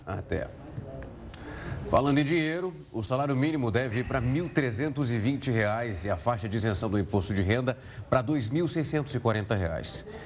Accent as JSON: {"language": "Portuguese", "town": "Ribeirão Preto", "region": "São Paulo", "country": "Brazil", "said": "Eu sou de Ribeirão Preto"}